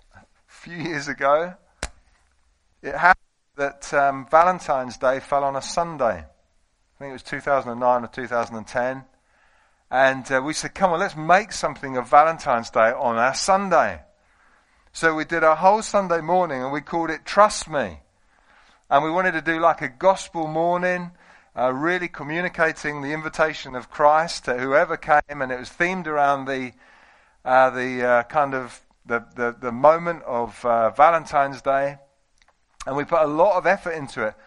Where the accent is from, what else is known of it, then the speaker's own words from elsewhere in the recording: United Kingdom; we're British